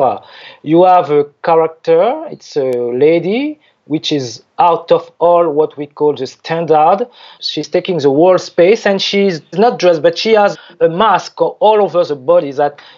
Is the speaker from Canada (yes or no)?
no; French Guiana; also born or lived in Paris / Zurich; I was born there in French Guiana